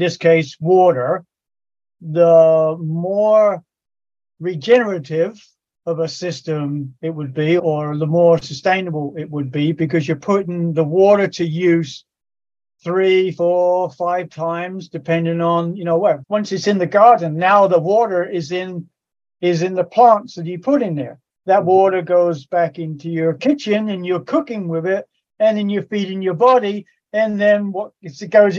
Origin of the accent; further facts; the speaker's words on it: England, United Kingdom; moved away; I grew up in England